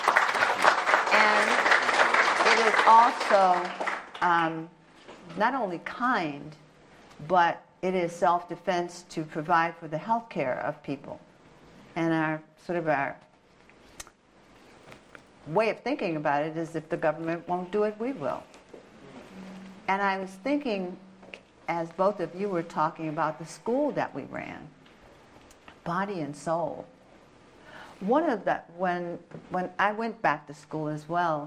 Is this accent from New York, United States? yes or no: no; Washington, District of Columbia, United States; moved away as an adult; I was raised around it in Southeast.